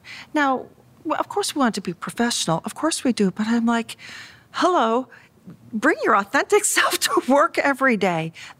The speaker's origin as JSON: {"language": "English", "town": "Jackson Hole", "region": "Wyoming", "country": "United States", "tie": "born or raised there", "said": "I grew up in Jackson Hole, Wyoming, which was a town of 3,000 people at that time."}